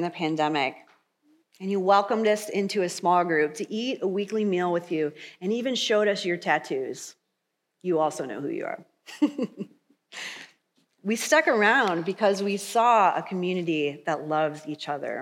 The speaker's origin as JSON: {"language": "English", "region": "Michigan", "country": "United States", "moved": "yes", "lives_now": "Kansas, United States", "said": "I'm from Michigan"}